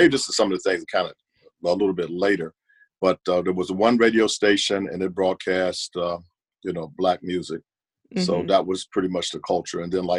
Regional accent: Nashville, Tennessee, United States; Okay, I was born in the mid-50s, 1954 to be exact, and I was born in Nashville, Tennessee. I lived in a community there in Nashville that was segregated, honestly, and it was a very nice community.

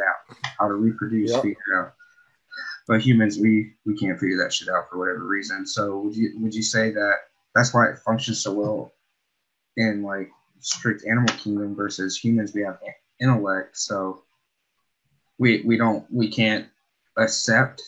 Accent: Alabama, United States; now in Pacific Northwest, United States; I'm from Alabama, I'm from the South

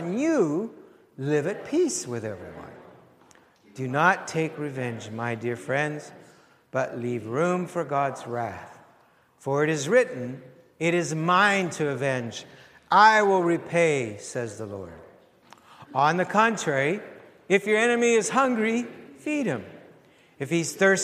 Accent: Canada; Before I am French, Ukrainian, I am in Christ. Before I'm a Canadian, I'm in Christ

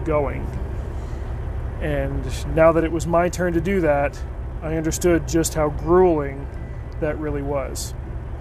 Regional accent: United States; I'm American

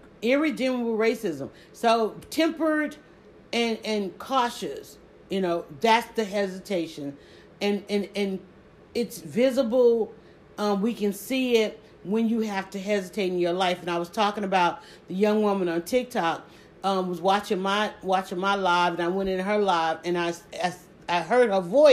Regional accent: the South, United States; accent: southern; I have a southern accent

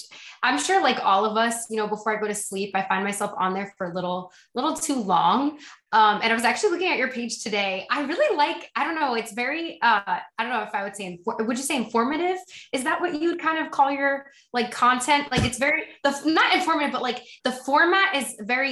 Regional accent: Morris County, New Jersey, United States; moved away as an adult; now in Los Angeles, United States; I'm born and raised in Jersey

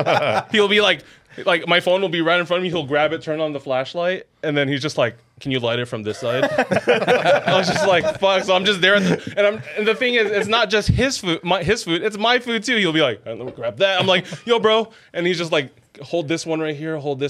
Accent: Los Angeles, California, United States; first language English; also born or lived in Glendale / El Sereno; I grew up in Glassell Park, so it was a lot of, avenues. It was a lot of Filipino gangs, too

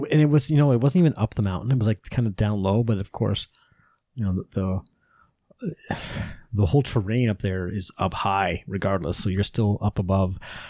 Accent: Ontario, Canada; We're like, Ontario.

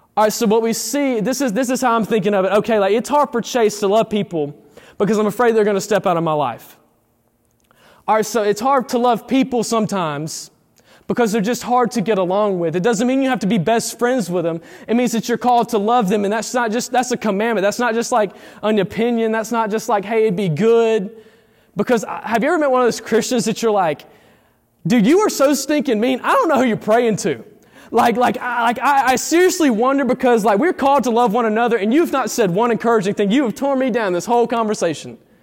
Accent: Eufaula, United States; born or raised there; moved away as an adult

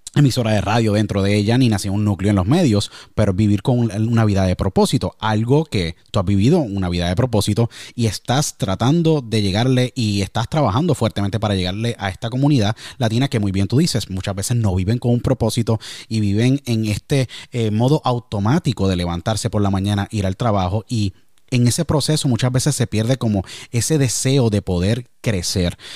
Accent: Puerto Rico; Tú sabes cómo son los somos los puertorriqueños

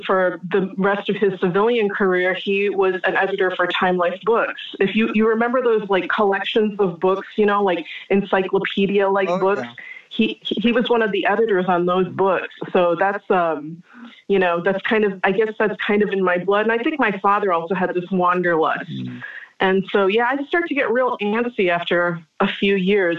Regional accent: United States; As an American living in this age and time

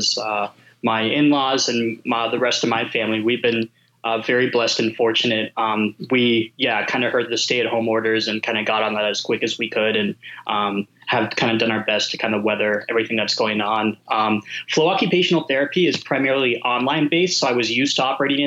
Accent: Pennsylvania, United States; I grew up in Pennsylvania

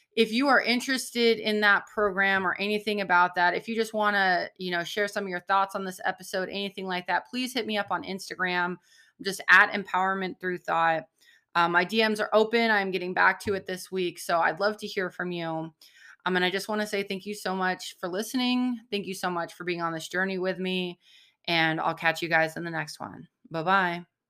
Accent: San Diego, California, United States; I grew up in San Diego, like, close to the ocean

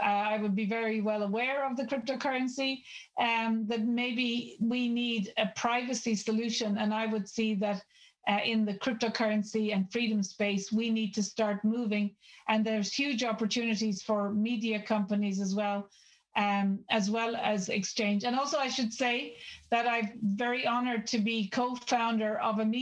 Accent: Ireland; I'm Irish

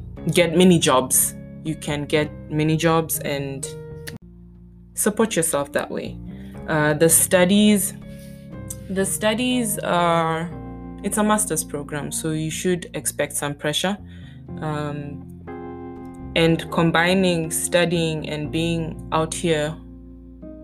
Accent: Botswana; moved away as an adult; now in Stuttgart, Germany; I'm from the African continent. I grew up in Botswana

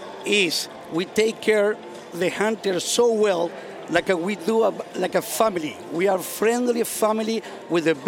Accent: Córdoba, Argentina; from Cordoba, Argentina

